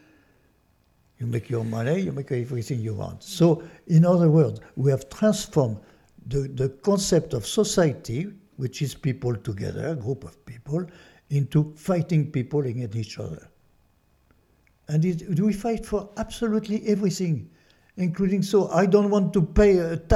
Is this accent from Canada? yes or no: no; France; accent: French; English is a second language; now in United States; my French accent, that I'm born in France.